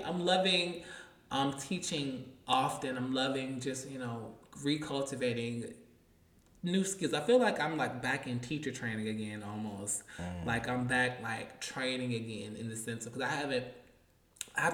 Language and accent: English; Atlanta, Georgia, United States; And when I tell you, we're from Atlanta.